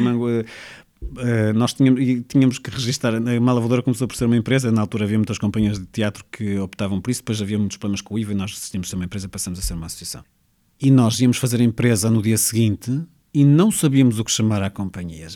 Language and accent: Portuguese; Porto, Norte, Portugal; also born or lived in Mozambique / Espinho; Eu nasci em Moçambique, mas sim, pode dizer-se que sou do Porto. A minha família é de Espinho, mas eu vivo, já vivo no Porto há muitos, muitos anos, sim.